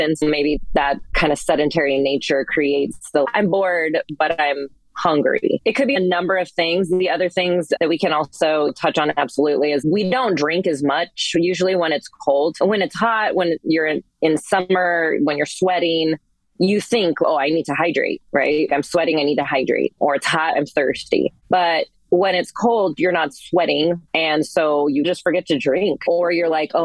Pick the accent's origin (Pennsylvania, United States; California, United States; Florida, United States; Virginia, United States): California, United States; Northern; moved away as an adult; also born or lived in North Carolina / Washington State; I'm from Northern California originally